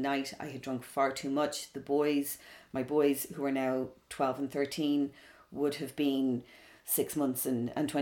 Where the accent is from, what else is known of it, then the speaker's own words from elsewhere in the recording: Dublin, Leinster, Ireland; also born or lived in London; growing up in Dublin back then